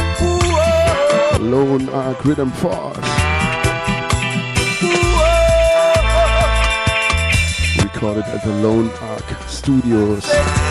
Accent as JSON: {"language": "English", "town": "Radolfzell", "region": "Baden-Württemberg", "country": "Germany", "tie": "born or raised there", "said": "my hometown here in Radovzal, the Lake of Constance."}